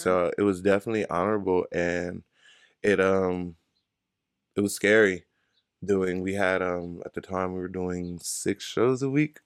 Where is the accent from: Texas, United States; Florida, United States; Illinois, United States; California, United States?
California, United States; Inglewood; I'm from Inglewood, California, right down the freeway